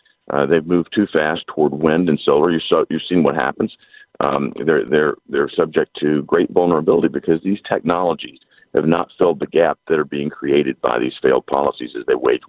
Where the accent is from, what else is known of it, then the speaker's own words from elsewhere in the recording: Tennessee, United States; my home state of Tennessee